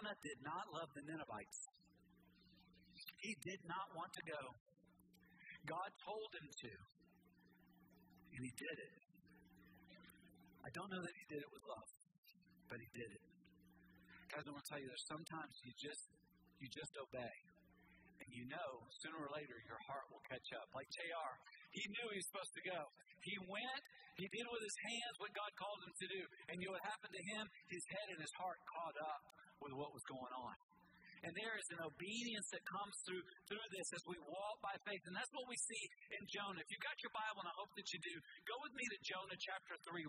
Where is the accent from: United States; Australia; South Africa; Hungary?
United States; I'm an American